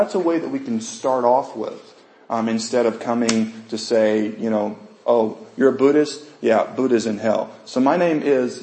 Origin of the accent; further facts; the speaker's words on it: United States; Most of us have been, you know, raised in the U.S.